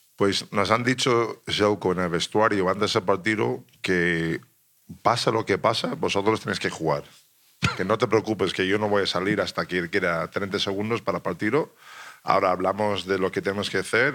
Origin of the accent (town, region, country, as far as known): United States; Spanish is a second language; moved away as an adult; also born or lived in Italy